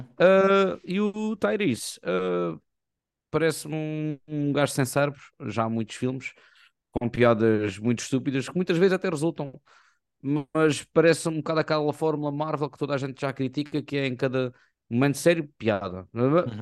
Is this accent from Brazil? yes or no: no; Portugal; nós somos portugueses